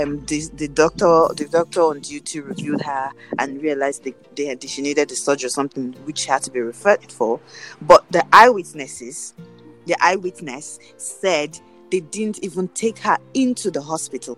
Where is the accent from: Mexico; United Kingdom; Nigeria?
Nigeria; as a Nigerian